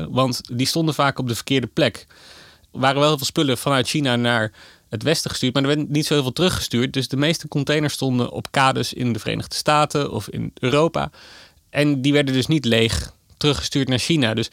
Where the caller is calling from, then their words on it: Amsterdam, North Holland, Netherlands; uit Amsterdam.